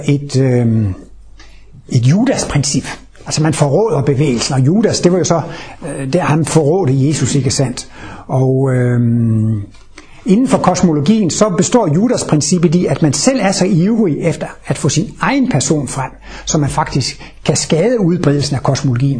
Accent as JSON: {"language": "Danish", "country": "Denmark", "tie": "born or raised there", "said": "Jeg er født i Jylland i Danmark. Der hedder man ikke …, der hedder man …"}